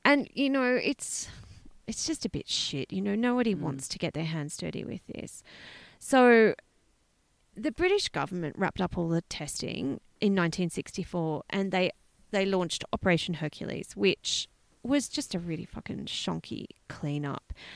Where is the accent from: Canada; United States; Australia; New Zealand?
Australia; growing up in Australia